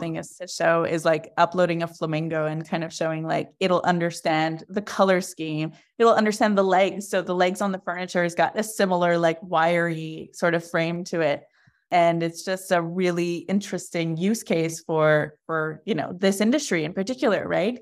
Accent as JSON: {"language": "English", "town": "Montreal", "region": "Quebec", "country": "Canada", "said": "I'm from Montreal"}